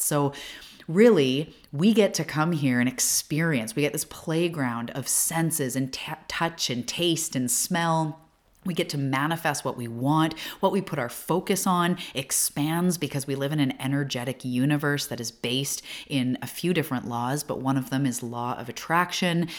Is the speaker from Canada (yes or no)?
yes; Canada; also born or lived in Vancouver Island, British Columbia; I'm also a Canadian, and I live on Vancouver Island, which is all the way to the West Coast of Canada